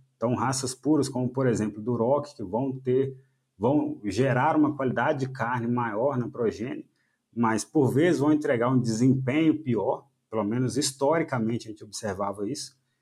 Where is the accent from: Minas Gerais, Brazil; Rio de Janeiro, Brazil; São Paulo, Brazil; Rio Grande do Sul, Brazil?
Minas Gerais, Brazil; moved away as an adult; also born or lived in Viçosa, Brazil; now in Paraná, Brazil; eu sou mineiro